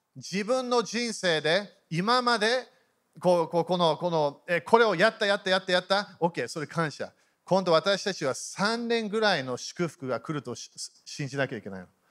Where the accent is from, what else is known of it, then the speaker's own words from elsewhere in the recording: Japan; 日本で生まれた